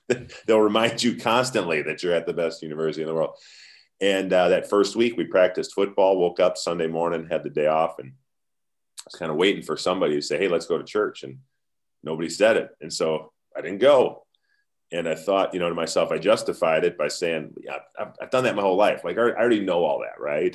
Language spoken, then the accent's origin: English; United States; we're American